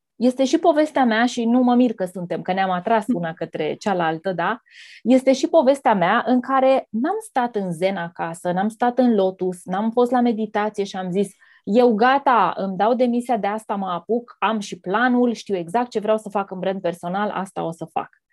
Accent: between Galați and Tecuci, Galați County, Romania; Copilăria mea s-a petrecut undeva între Galați și Tecuci

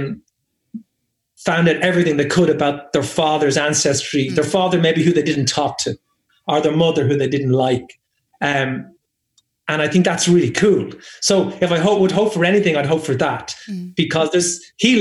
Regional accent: Ireland; also born or lived in England; I am Irish, and I know I was born here, and I grew up here

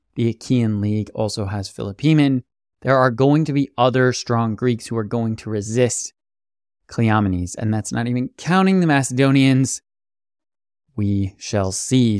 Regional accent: United States; As an American

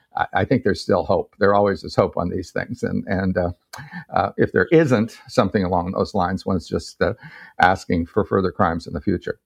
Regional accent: United States; I'm an American

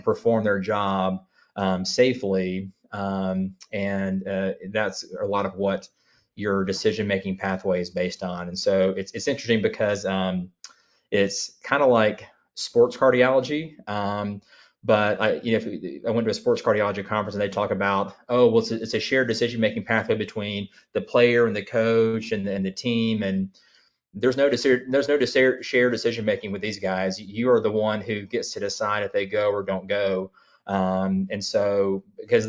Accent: Columbus, Georgia, United States; I grew up in Columbus, Georgia, which is an Army town

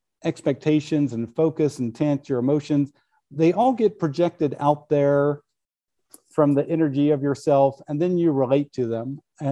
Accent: Midwest, United States; I grew up in the Midwest. In our family, we never had alcohol in the house.

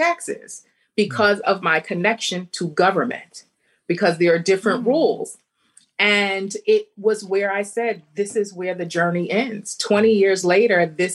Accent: New York, United States; being a New Yorker and being around so many different cultures

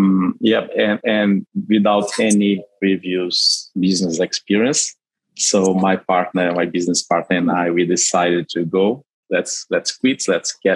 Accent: Brazil; English is a second language; now in Sydney, Australia; I am from Brazil. That's why my funny accent.

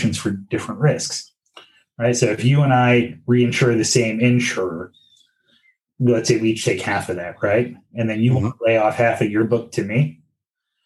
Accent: New York, United States; as a New Yorker

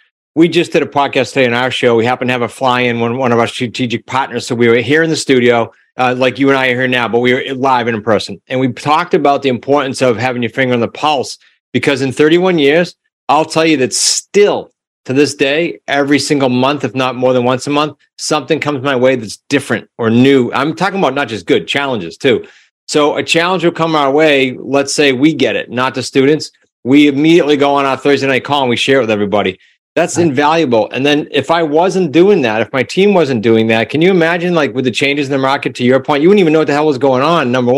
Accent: New England, United States; I'm from New England, so I can talk fast

